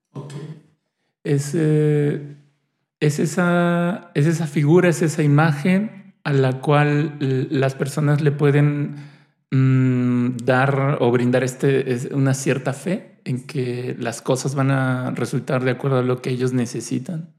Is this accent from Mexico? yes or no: yes; Mexico; somos un país que, tenemos el Día de Muertos